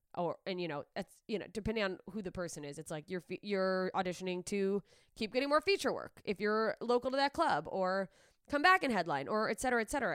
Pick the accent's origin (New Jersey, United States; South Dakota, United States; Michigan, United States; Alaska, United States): Alaska, United States; moved away; my hometown in Alaska